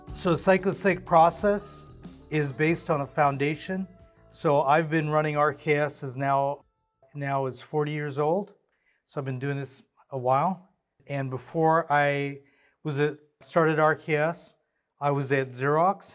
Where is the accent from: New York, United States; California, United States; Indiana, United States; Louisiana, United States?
California, United States; Southern; I grew up in Southern California